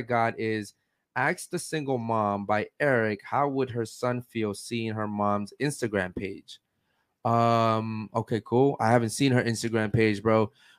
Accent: Baltimore, Maryland, United States; now in Miami, United States; No, I'm from Maryland, Baltimore.

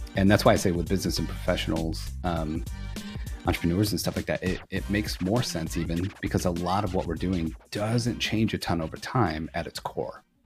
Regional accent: Flint, Michigan, United States; moved away as an adult; now in Fort Worth, United States; I'm originally from Flint, Michigan

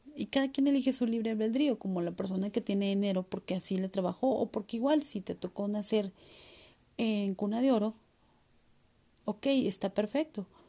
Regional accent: Mexico; aquí en mi país, México

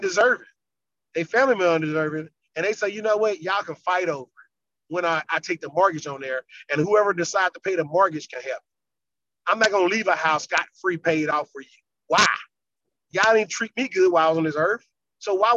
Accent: Louisiana, United States; now in Virginia, United States; I'm from Louisiana

